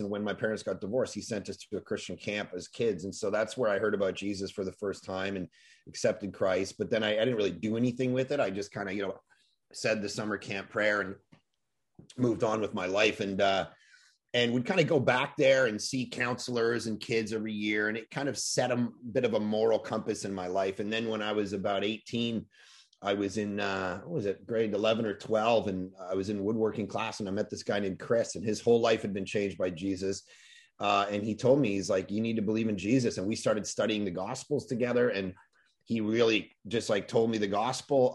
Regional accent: Toronto, Ontario, Canada; middle of the winter, growing up in Toronto, snow, you know, a foot deep

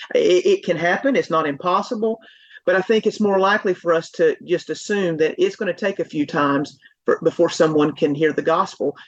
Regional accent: Asheville, North Carolina, United States; now in Fort Worth, United States; I'm from Asheville, North Carolina area, but reside now in Fort Worth, Texas

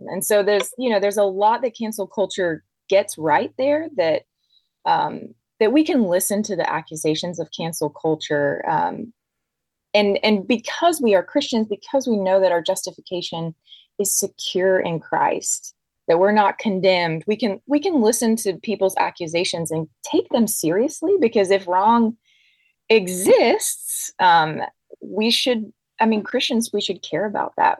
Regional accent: Deep South, United States; I grew up in the Deep South

